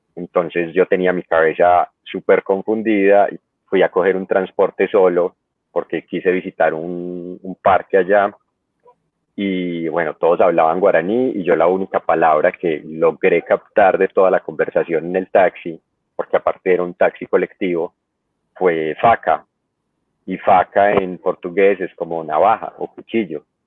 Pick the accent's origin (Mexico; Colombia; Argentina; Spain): Colombia; Medellín, Antioquia; yo soy de Medellín, de Colombia